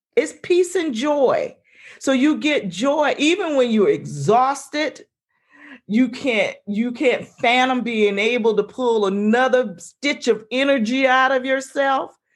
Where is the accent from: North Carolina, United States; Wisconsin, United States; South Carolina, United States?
South Carolina, United States; moved away as an adult; also born or lived in Maryland; I grew up in South Carolina